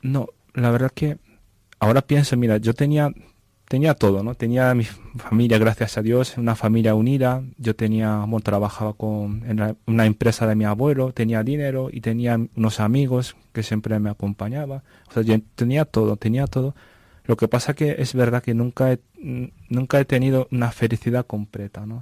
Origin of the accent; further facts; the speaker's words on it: Japan; Spanish is a second language; moved away as an adult; also born or lived in Vancouver, Canada; now in Navamorcuende, Spain; soy japonés y pues mi ciudad se llama Ibaraki, que está cerca de Tokio, centro de Japón.